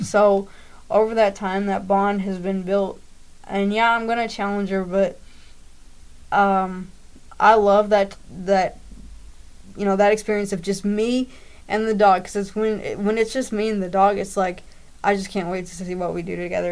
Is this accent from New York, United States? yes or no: no; Greater Louisville area, Southern Indiana, United States; raised uh, Southern Indiana, Greater Louisville area.